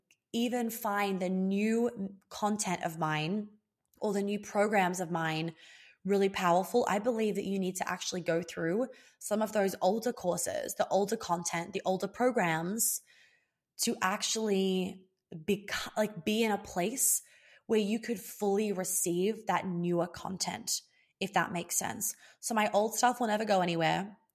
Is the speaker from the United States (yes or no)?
no; Australia; accent: Australian; I'm losing my Australian accent so heavily, with so quickly, heavily.